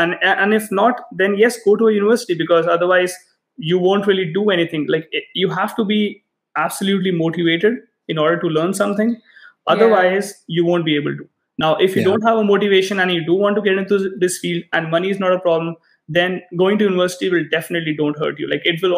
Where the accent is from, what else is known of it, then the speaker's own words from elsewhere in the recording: India; moved away; We came from India a few years ago and we were thinking about going to US first, and we saw tuition, we saw the tuition fee and we were like, no, not gonna happen.